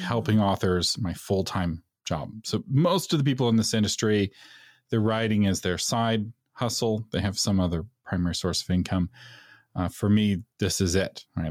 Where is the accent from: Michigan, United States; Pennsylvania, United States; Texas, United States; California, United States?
Texas, United States; being a Texan